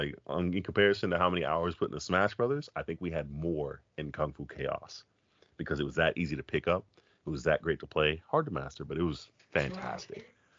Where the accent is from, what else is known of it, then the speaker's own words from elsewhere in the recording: Florida, United States; I'm from Florida, by the way, Neil.